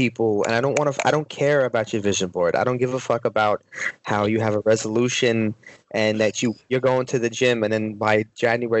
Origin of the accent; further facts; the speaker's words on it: New York, United States; living up in New York